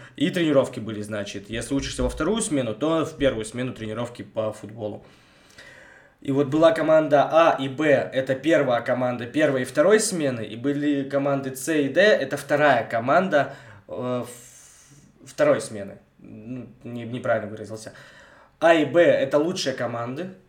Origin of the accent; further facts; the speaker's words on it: Bogoyavlenye, Belye Kresty, Vologda Oblast, Russia; я богоявленский с белых крестов